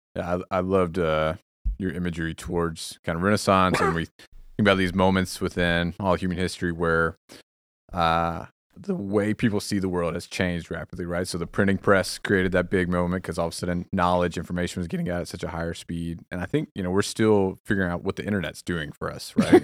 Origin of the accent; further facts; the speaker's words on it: Texas, United States; moved away as an adult; now in Bay Area, United States; as a Texan in the area.